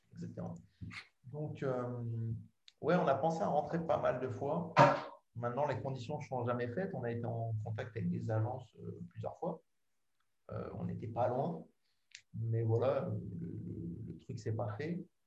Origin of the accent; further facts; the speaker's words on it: France; moved away as an adult; now in England; ça fait longtemps que je suis parti de France